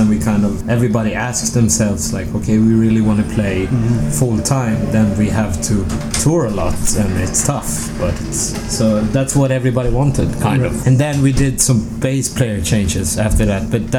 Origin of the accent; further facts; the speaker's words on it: Falun, Dalarna County, Sweden; also born or lived in Stockholm; I'm originally from Stockholm, but I grew up in a town called Falun, which is really close to Tommy's town, Borlänge